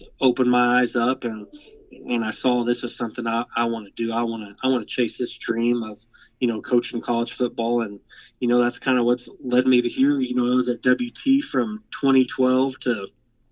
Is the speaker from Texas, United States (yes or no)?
yes; Amarillo, Texas, United States; now in Nacogdoches, United States; I grew up in Amarillo, Texas